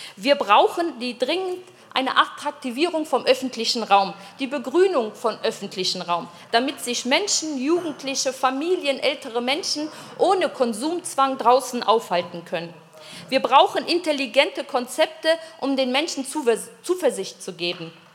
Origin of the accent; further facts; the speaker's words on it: Düsseldorf, North Rhine-Westphalia, Germany; now in Innsbruck, Austria; in Düsseldorf zum Beispiel, in meiner Heimatstadt